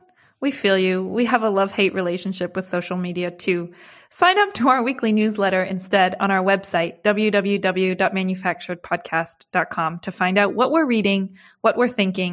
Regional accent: Hubei, China; as somebody who is born and raised in Hubei province

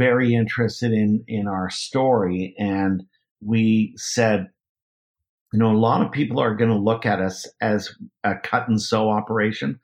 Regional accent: Canada; moved away as an adult; now in Tennessee, United States; never been to Tennessee, never lived in the South. I'm from Canada originally.

